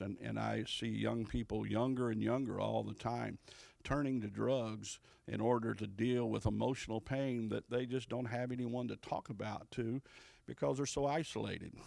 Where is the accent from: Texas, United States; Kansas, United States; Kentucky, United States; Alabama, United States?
Kentucky, United States; Louisville; also born or lived in Ohio; I'm actually from Louisville, Kentucky